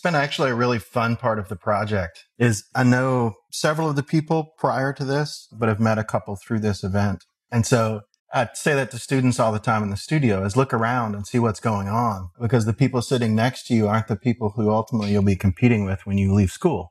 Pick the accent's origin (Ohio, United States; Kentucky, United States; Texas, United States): Kentucky, United States; Henderson; I grew up in Henderson, Kentucky, which is only about an hour and a half, maybe two hours from Columbus.